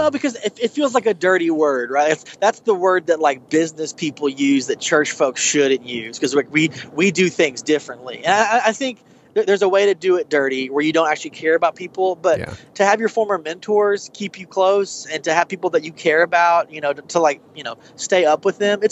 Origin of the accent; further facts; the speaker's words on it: Oklahoma, United States; my home state